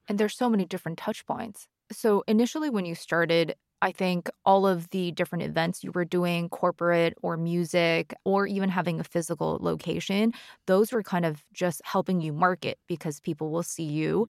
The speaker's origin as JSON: {"language": "English", "country": "Canada", "said": "I'm Canadian"}